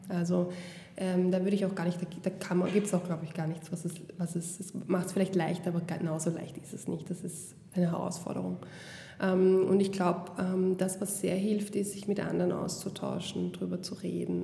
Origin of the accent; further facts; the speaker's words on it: Vienna, Austria; Ich bin selber in Wien geboren